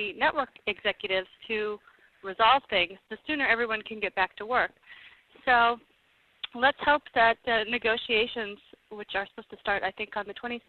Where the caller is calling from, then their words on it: Los Angeles, California, United States; I'm calling from Los Angeles.